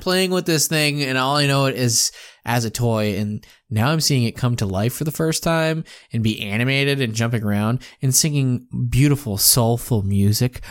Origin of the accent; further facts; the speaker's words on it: Worcester, Massachusetts, United States; here in my hometown of Worcester, Massachusetts